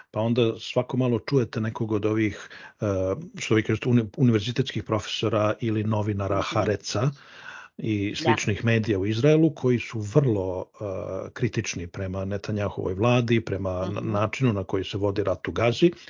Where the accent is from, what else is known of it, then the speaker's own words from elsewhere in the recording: Serbia; moved away; mi iz Srbije smo prošli kroz to, ja sam bar otišao iz zemlje kad je počeo rat u bivšoj Jugoslaviji.